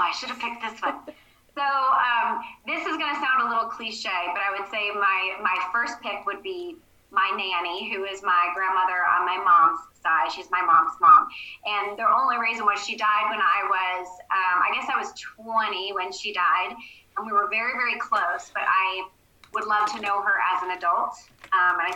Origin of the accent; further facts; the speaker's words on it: New Jersey, United States; I grew up in New Jersey, about 20 minutes out of New York City